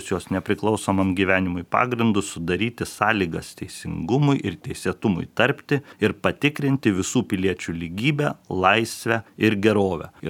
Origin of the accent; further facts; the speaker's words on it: Lithuania; mes lietuviai visą laiką norime, kad šventė būtų tada, kai šilta